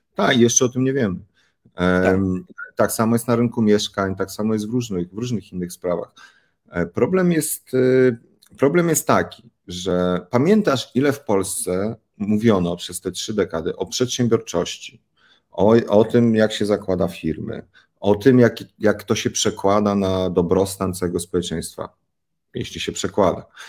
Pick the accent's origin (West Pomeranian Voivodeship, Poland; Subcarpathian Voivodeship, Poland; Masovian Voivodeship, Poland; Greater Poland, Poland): Masovian Voivodeship, Poland; Warsaw; Ja w Jelon, na Jelonkach, warszawskich Jelonkach